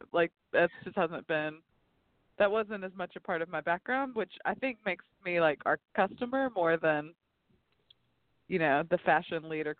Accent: the South, United States; I was raised in the South, but didn't really spend any time working there, you know?

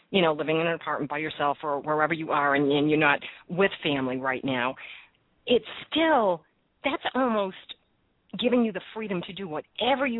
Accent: Boston, Massachusetts, United States; now in New Jersey, United States; I am from Boston, and I started going to the local markets when I moved here

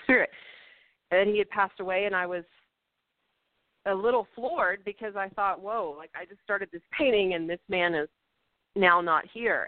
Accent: Littlefield, Texas, United States; I was born in Littlefield, Texas

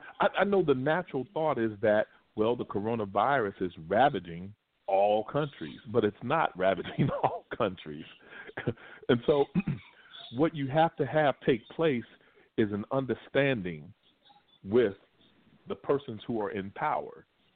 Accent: Lexington, Kentucky, United States; moved away; I remember still being in Kentucky, Lexington, Kentucky, which is my hometown

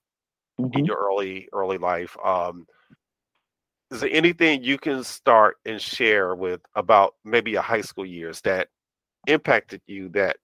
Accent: Friendship, North Carolina, United States; also born or lived in New Jersey; now in Raleigh, United States; I was raised in a place called Friendship, North Carolina, which I claim Friendship, but mm-hmm. I live in Raleigh now

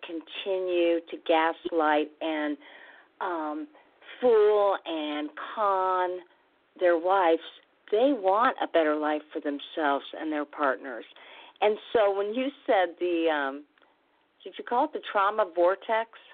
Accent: Midwest, United States; I'm from the Midwest

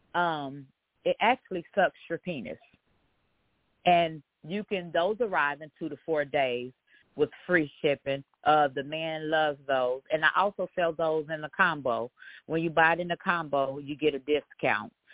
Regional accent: Dayton, Ohio, United States; I'm from Dayton, Ohio

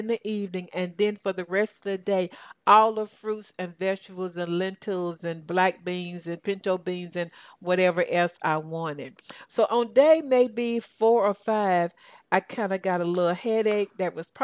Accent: Tennessee, United States; I grew up in Tennessee, as I shared, and I grew up in the country

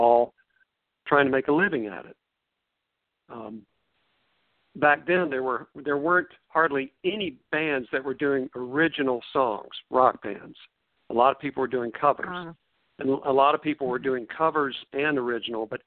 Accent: Forest City, North Carolina, United States; also born or lived in Chapel Hill, North Carolina; I was born and raised in Forest City, and that's sort of between Charlotte and Asheville

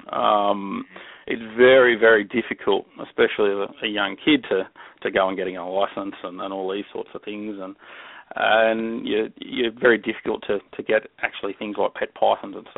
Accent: Melbourne, Victoria, Australia; moved away as an adult; now in Queensland, Australia; I grew up in Melbourne, and in Melbourne, that's in the southern end of the country

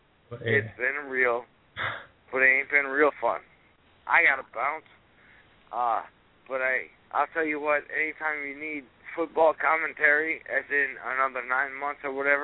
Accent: Minnesota, United States; now in Berkeley, United States; I'm from Minnesota originally

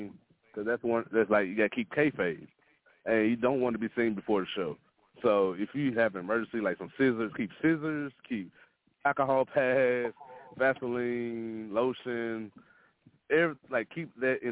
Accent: Mississippi, United States; moved away as an adult; also born or lived in Dallas; now in Oklahoma, United States; Mississippi is my home state, and I truly love it. It made me who I am.

